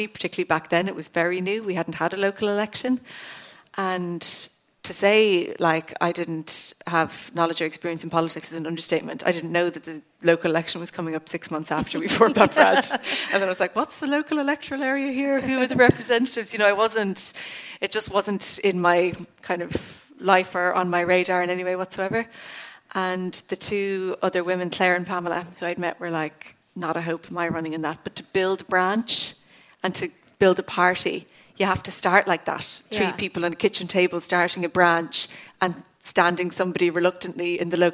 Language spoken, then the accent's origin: English; County Cork, Ireland; I'm from Cork Southwest, so it was one of the furthest constituencies from the Dáil